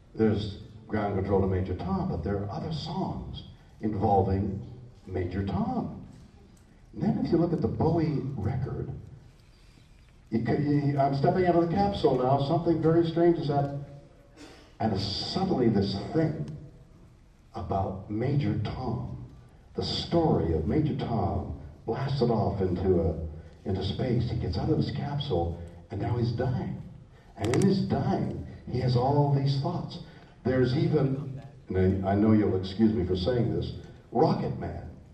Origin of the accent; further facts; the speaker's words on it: Canada; now in Los Angeles, United States; I'm a Canadian. I'm still a Canadian